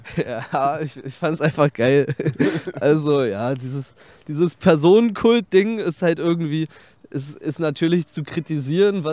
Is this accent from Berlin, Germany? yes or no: yes; Berlin, Germany; ich bin sehr nah am Teutoburger Platz aufgewachsen, 30 Meter oder so